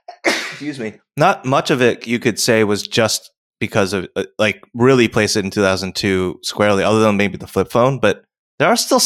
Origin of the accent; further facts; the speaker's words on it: New York area, United States; I grew up in the around the New York area. I lived in New York.